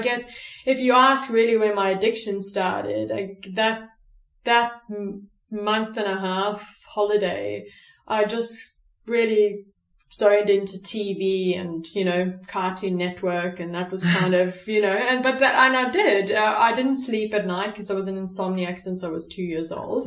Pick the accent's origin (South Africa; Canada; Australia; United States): South Africa; I'm born and bred in South Africa